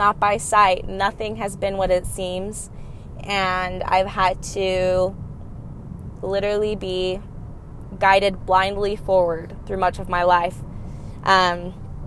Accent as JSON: {"language": "English", "town": "Cottonwood Heights", "region": "Utah", "country": "United States", "tie": "born or raised there", "said": "I was raised here in Cottonwood Heights, Sandy, Utah"}